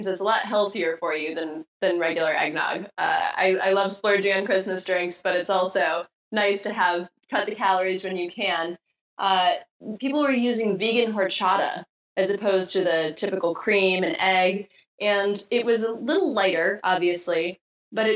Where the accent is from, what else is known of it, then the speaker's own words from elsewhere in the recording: Wisconsin, United States; moved away; also born or lived in Southern California; growing up in Wisconsin